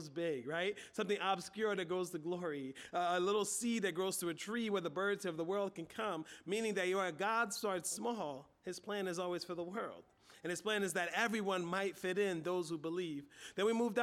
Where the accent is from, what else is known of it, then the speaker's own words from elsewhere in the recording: United States; we're American